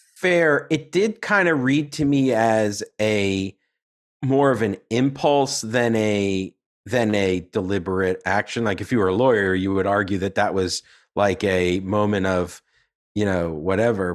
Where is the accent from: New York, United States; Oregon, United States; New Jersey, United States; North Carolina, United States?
New York, United States; as a New Yorker